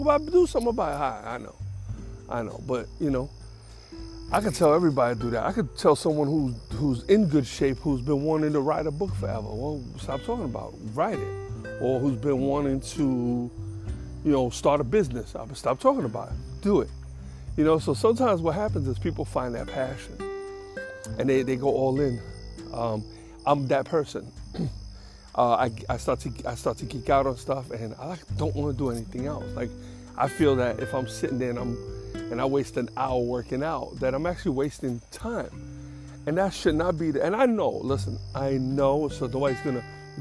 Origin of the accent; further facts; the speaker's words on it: New York City, New York, United States; I grew up in Jackson Heights, and that's a lot of South Americans there